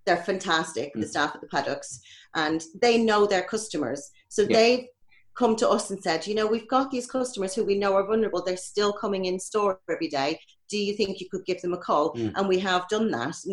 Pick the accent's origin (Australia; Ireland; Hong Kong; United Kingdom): Ireland; moved away; being Irish